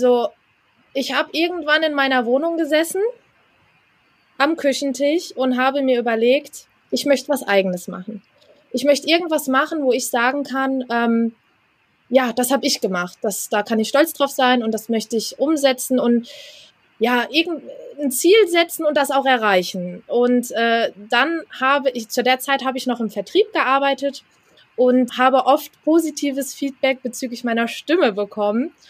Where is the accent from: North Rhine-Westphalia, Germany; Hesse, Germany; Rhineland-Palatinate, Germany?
Hesse, Germany; ich komme aus Hessen